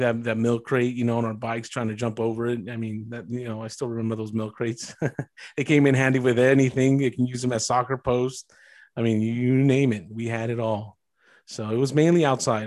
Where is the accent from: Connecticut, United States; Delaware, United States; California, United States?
California, United States; East Side; growing up in the East Side